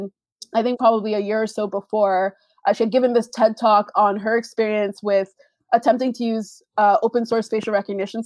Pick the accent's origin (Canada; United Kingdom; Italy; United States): Canada; I'm Canadian